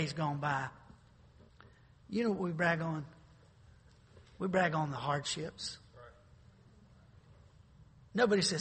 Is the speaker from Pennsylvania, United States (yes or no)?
no; North Carolina, United States; I grew up in North Carolina